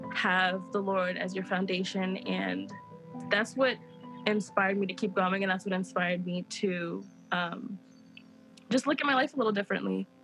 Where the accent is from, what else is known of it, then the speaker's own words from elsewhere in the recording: Texas, United States; moved away as an adult; now in Kansas City, United States; I'm from Texas